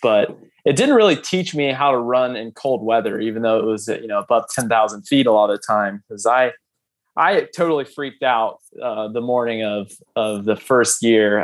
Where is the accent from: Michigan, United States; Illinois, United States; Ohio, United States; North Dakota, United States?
Ohio, United States; I'm from Ohio